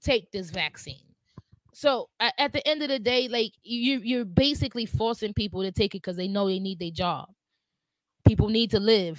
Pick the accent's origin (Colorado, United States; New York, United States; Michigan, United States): New York, United States; New York City; I'm a New Yorker